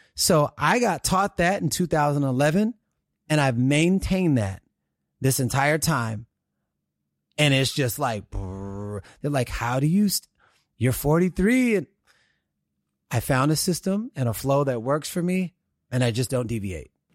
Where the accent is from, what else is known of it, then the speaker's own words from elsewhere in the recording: Houston, Texas, United States; now in California, United States; growing up in Houston, Texas